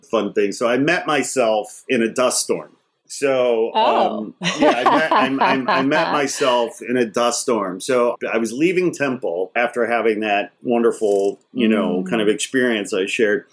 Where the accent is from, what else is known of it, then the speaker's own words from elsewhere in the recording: Los Angeles, California, United States; I'm from Los Angeles